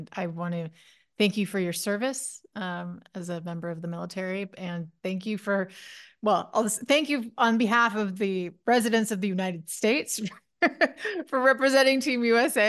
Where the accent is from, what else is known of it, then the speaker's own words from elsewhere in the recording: Nova Scotia, Canada; moved away; also born or lived in Toronto; I grew up in Nova Scotia, but I was in Toronto